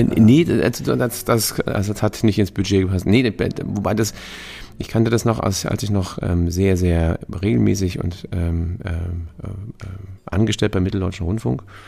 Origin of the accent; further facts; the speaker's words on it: Germany; wir als Deutsche